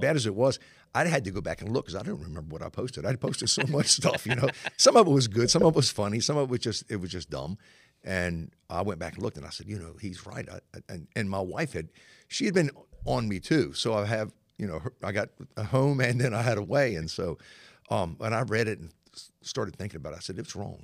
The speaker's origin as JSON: {"language": "English", "town": "Norfolk", "region": "Virginia", "country": "United States", "tie": "born or raised there", "said": "I was born and raised in Norfolk. Uh, my family is from this area"}